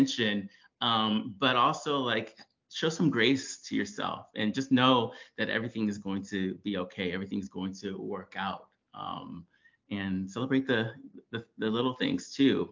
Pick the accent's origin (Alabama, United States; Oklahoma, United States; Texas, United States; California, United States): California, United States; Oxnard; born and raised in Oxnard, California